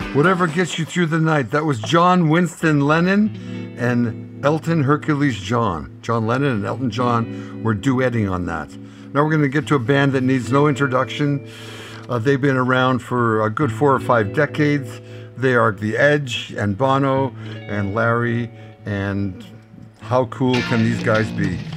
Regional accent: Canada; born north of the 49 and live north of the 49

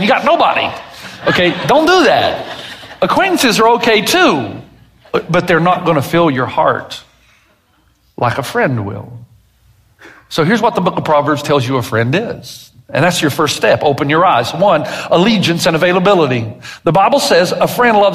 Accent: the South, United States; I'm from the South

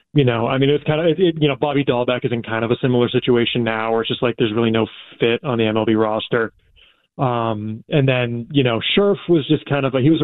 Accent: Salem, New Hampshire, United States; Well, so I'm from Salem, New Hampshire originally, and my understanding is … is from Salem, New Hampshire as well.

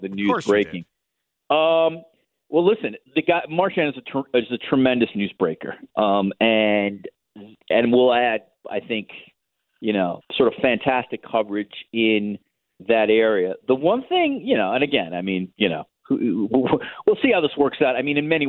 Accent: United States; now in Toronto, Canada; Now living in Toronto as an American

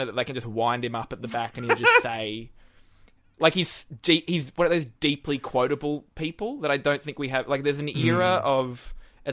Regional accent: Newcastle, New South Wales, Australia; moved away as an adult; now in Sydney, Australia; after I moved from Newcastle.

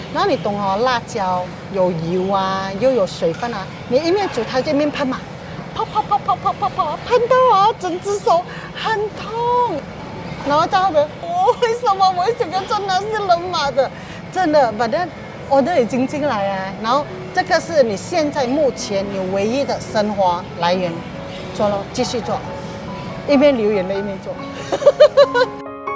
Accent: George Town, Penang, Malaysia; moved away as an adult; also born or lived in Doha, Qatar; now in Singapore; 我来自槟城，槟局在新加坡已经有二十二年了。原本呢，我是一名空姐，现在我在巴西Reef经营一个小贩的摊位

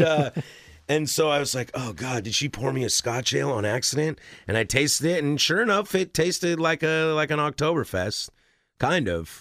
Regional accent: Vancouver, Washington, United States; also born or lived in Spokane, Washington; I was born in Spokane. I lived there till I was eleven, and I grew up in Vancouver

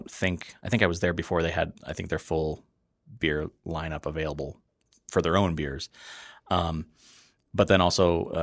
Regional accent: Wisconsin, United States; I grew up in the Fox River Valley. We had Ned the Dead.

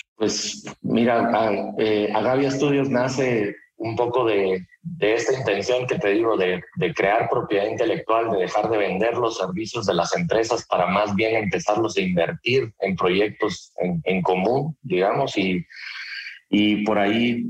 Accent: Guatemala; mi país, que soy de Guatemala

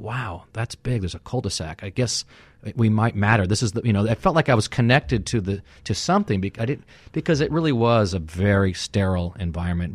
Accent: Sierra Madre, California, United States; I grew up in Cerro Madre, California, which is, you know, tiny town in San Gabriel Valley, in the Pasadena area.

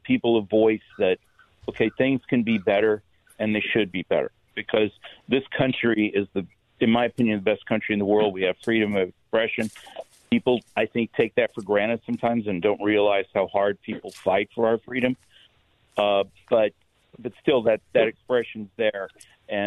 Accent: Midwest, United States; I'm from the Midwest

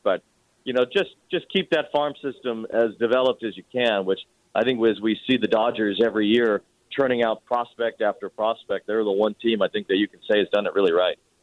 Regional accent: Chicago, Illinois, United States; now in New York, United States; growing up in Chicago

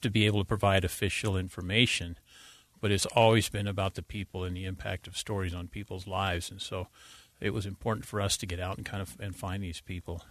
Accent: Davis County, Utah, United States; also born or lived in Wasatch Back, Utah; I grew up in Davis County

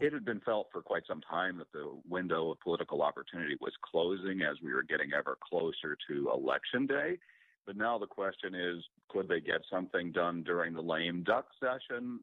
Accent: Des Moines, Iowa, United States; my hometown of Des Moines

